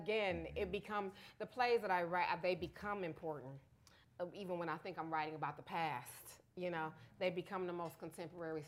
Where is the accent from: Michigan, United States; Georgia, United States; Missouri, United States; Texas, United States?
Michigan, United States; Detroit; I was from Detroit